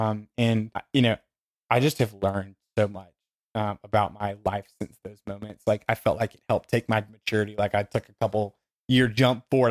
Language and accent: English; Dothan, Alabama, United States; the people in Dothan who, where I grew up in Alabama